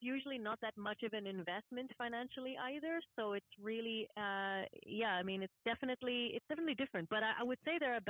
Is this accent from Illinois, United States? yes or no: no; Houston, Dallas area, Texas, United States; moved away as an adult; also born or lived in Massachusetts / Washington, D.C. / Germany; now in Switzerland; I'm from the Houston, Dallas area